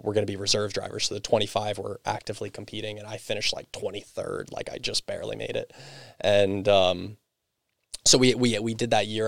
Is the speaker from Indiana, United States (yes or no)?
no; Perkasie, Pennsylvania, United States; I grew up in Percocet. I went to Penn Ridge